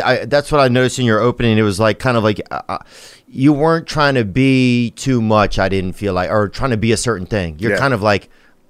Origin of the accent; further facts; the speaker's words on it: Louisiana, United States; moved away; also born or lived in Los Angeles; I'm from Louisiana.